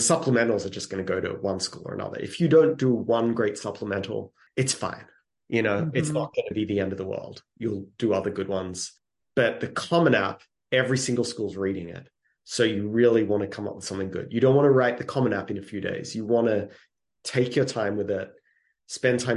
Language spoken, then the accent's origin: English; Australia; moved away as an adult; now in United States; I'm from Australia originally, and we had to write, it was called composition. Every single week, we had to write something all through middle school, even before middle school.